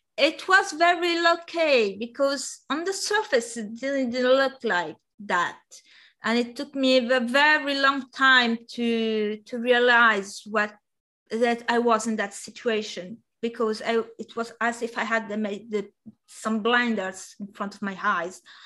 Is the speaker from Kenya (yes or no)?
no; near Bari, Apulia, Italy; first language Italian; English is a second language; moved away as an adult; now in Paris, France; I found um, a computer design and course uh, uh, in uh, in Bari, which which was the the, the main city uh, near my hometown, about one hour by train